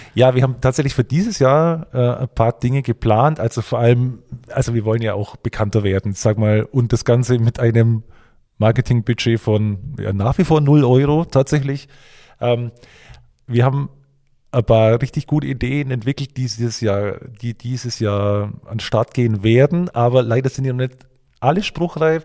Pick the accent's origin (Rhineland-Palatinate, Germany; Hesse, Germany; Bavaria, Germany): Bavaria, Germany; moved away; Ich bin ja eigentlich gebürtiger Bayer, man hört es vielleicht